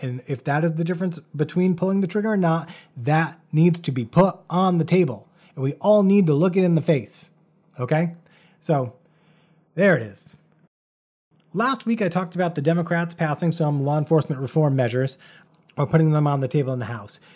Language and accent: English; Bristol, Rhode Island, United States; My hometown of Bristol, Rhode Island